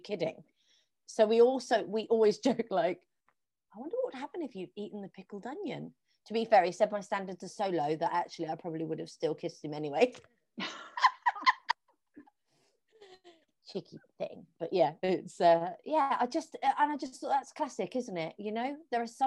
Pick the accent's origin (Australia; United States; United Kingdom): United Kingdom; Plymouth, South West England; moved away as an adult; now in London, United Kingdom; I'm going to move back to my hometown, which is in Plymouth, which is on the southwest coast of England.